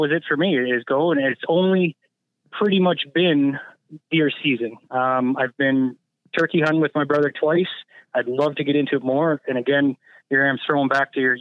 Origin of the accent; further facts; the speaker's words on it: Niagara, Ontario, Canada; I'm originally from Niagara. That's where I grew up.